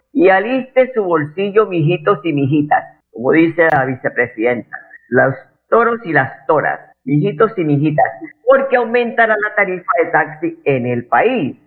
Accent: Colombia; los colombianos

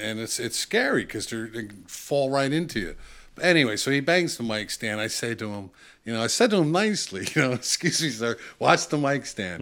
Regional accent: Bound Brook, New Jersey, United States; I grew up in Bound Brook, New Jersey, small little town

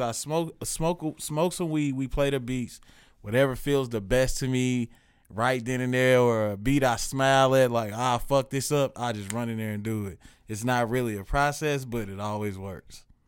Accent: Kansas City, Missouri, United States; also born or lived in Chicago; All this came while I was in this city

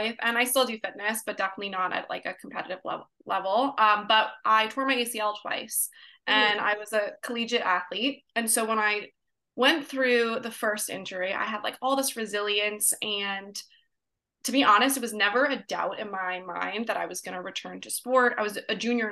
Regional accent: New York, United States; moved away as an adult; now in California, United States; I moved from New York to California, born and raised from New York

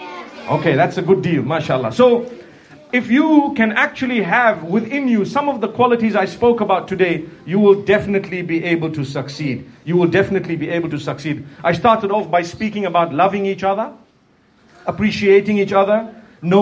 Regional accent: Zimbabwe; I'm from Zimbabwe. That's in Africa, in the southern part of Africa

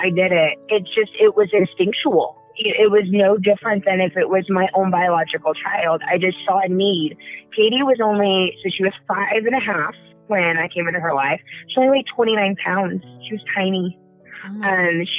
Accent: the South, United States; moved away; also born or lived in Colorado / Indiana; I'm from the South. I was born and raised in the South.

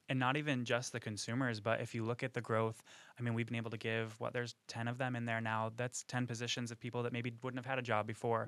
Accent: McGraw, New York, United States; moved away as an adult; now in Florida, United States; I'm from a really small town called McGraw. It's, uh, up in New York.

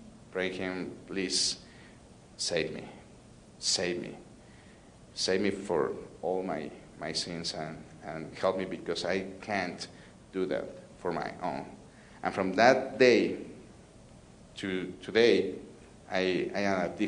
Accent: Mexico City, Mexico; I'm from Mexico City, the biggest city of the world. I'm from Mexico City

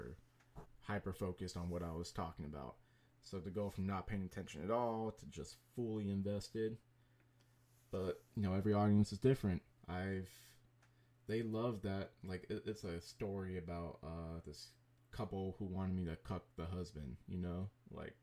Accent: San Jose, California, United States; born and raised in San Jose, did the majority of my stuff in San Jose

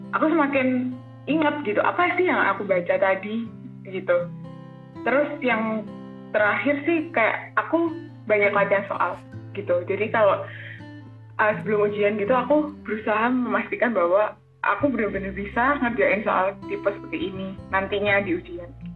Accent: Blitar, East Java, Indonesia; Aku asal dari Kota Blitar, Jawa Timur

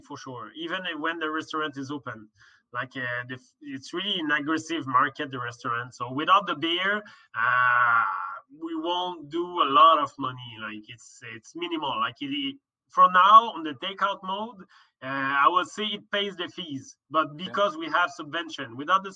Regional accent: Laval, Quebec, Canada; I came from Laval, but I lived there for like 15 years.

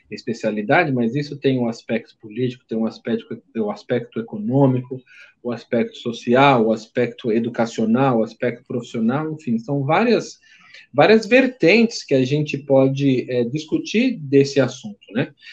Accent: Brazil; No nosso caso, falando de brasileiros, como brasileiros, é, por que, que esses alunos não retornam ao Brasil?

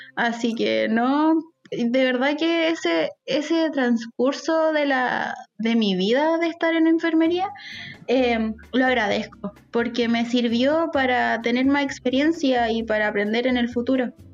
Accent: Talca, Maule, Chile; yo soy de Talca

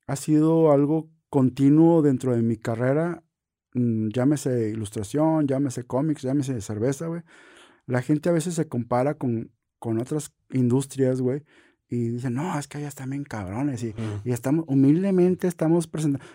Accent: northern Mexico, Mexico; como norteños

